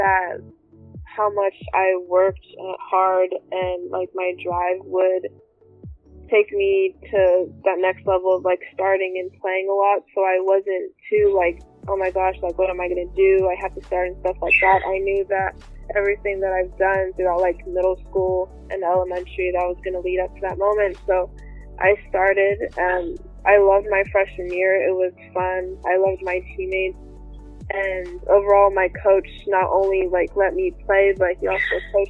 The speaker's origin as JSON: {"language": "English", "town": "Sacramento", "region": "California", "country": "United States", "said": "I'm from Sacramento, California"}